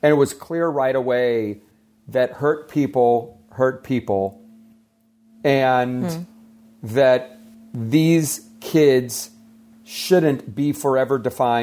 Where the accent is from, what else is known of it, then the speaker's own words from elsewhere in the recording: Atlanta, Georgia, United States; now in Los Angeles, United States; I grew up in Atlanta to parents that were always like having us be of service